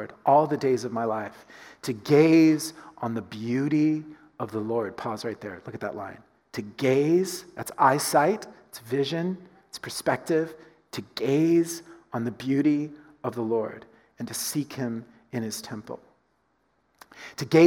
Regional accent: United States; as an American

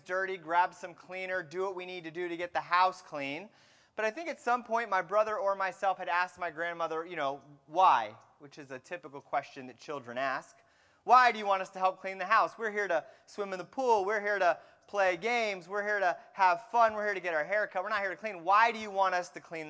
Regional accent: Fremont, California, United States; I grew up in the San Francisco Bay Area, and I grew up in a town called Fremont

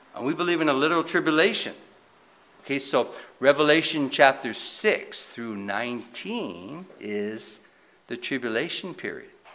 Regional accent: United States; as a Christian or as an American

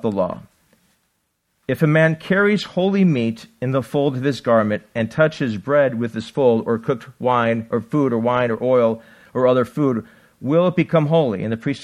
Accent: Buffalo, New York, United States; now in Arizona, United States; I grew up in Buffalo

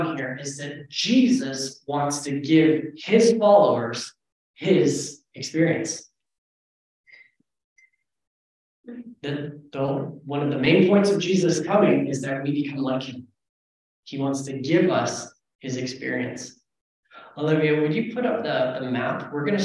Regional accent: Canada; I'm Canadian

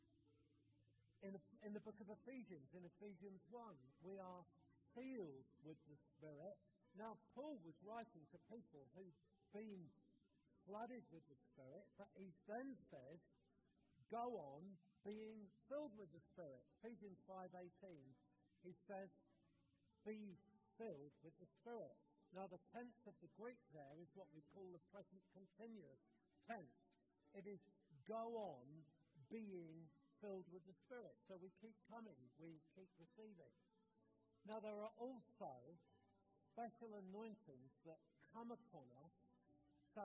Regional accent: United Kingdom; we Brits

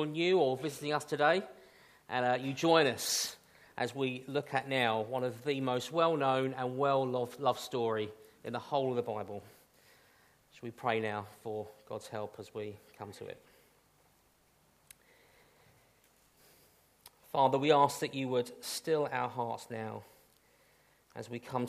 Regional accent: United Kingdom; we are British after all

